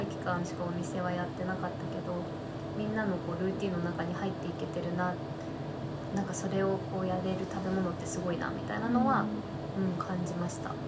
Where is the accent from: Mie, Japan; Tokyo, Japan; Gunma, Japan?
Tokyo, Japan; moved away; 私東京生まれ東京育ちなんですけど